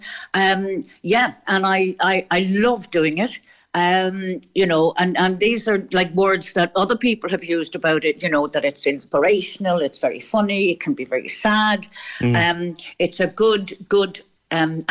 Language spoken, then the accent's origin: English; Dublin, Leinster, Ireland; moved away; also born or lived in West Cork; growing up in Dublin and good Catholic Ireland in the 50s.